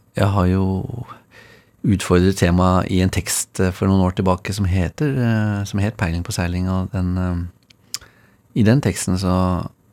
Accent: Oslo, Norway; Jeg eh, bor der jeg vokste opp

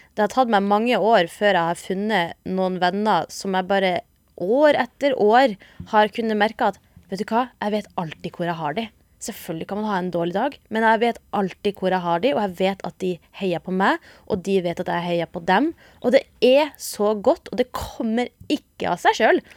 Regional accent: Northern Norway, Norway; A-ending som nordlending.

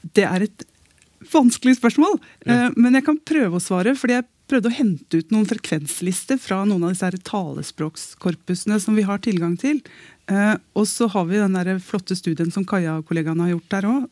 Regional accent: Eastern Norway, Norway; Jeg sitter her som østlending

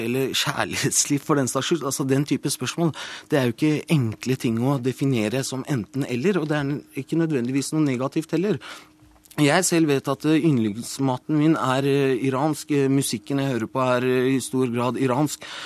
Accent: Norway; also born or lived in Iran; Jeg har jo gått på norsk barnehage, norsk barne- og ungdomsskole, videregående og tatt utdanning her og lever her.

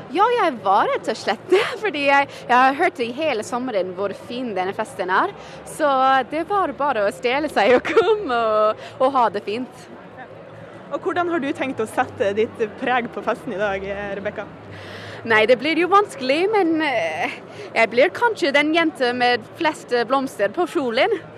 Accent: New York, United States; moved away; jeg kommer fra New York

